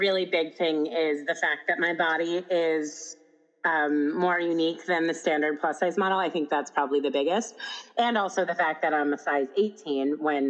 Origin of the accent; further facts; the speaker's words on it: Ohio, United States; I actually like realized after I said that, you're going to be like, wait, I'm from Ohio.